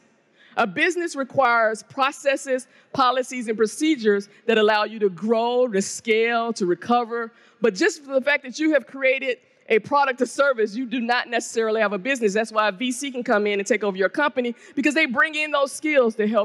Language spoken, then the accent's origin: English; the South of the United States, United States; black woman from the South of the United States